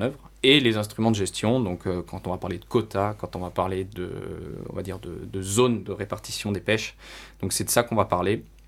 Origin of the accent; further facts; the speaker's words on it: France; en tant que Français